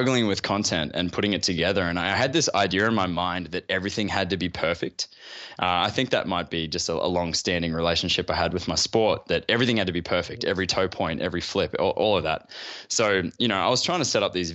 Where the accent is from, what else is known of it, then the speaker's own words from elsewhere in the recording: Gold Coast, Queensland, Australia; I grew up on the Gold Coast in Australia.